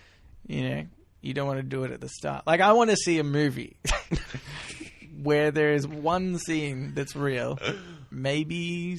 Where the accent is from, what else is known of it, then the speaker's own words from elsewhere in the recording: Melbourne, Victoria, Australia; also born or lived in Hawthorn / Glen Iris; I lived in Ferntree Gully.